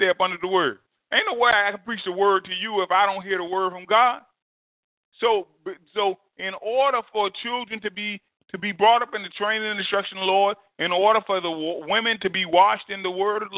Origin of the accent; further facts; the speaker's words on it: New Jersey, United States; growing up in New Jersey